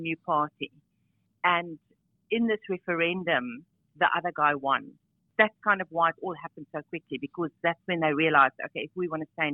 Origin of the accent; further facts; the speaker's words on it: South Africa; moved away as an adult; also born or lived in Zimbabwe / United Kingdom; now in Australia; I was from South Africa